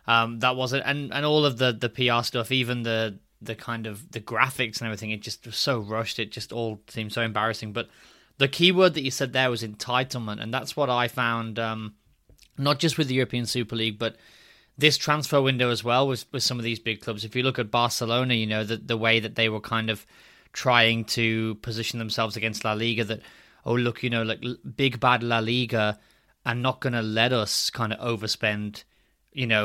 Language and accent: English; United Kingdom; also born or lived in Spain; as a British fan